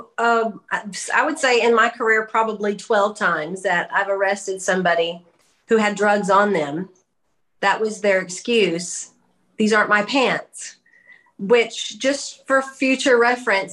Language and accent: English; Hot Springs Village, Arkansas, United States; moved away as an adult; also born or lived in Texarkana; I grew up here in Hot Springs Village